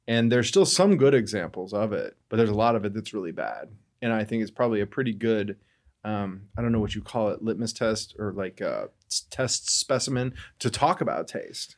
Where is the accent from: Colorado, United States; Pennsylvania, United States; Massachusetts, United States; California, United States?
Colorado, United States; Denver; moved away as an adult; now in Seattle, United States; Denver, Colorado